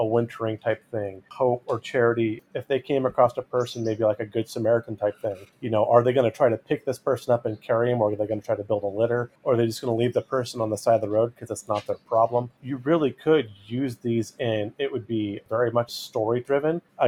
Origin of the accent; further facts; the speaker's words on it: United States; now in East Tennessee / Southwest Virginia, United States; I grew up in the Sierra Nevadas